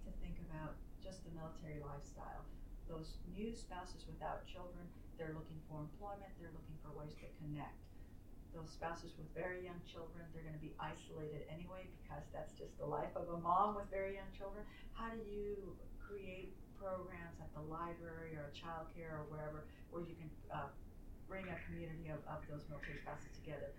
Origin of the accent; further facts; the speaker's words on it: San Francisco, California, United States; moved away; I was from San Francisco